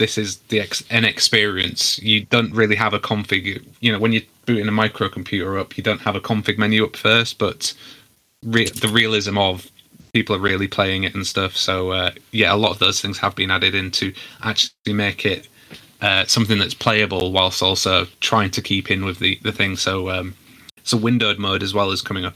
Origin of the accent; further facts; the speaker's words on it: United Kingdom; I'm British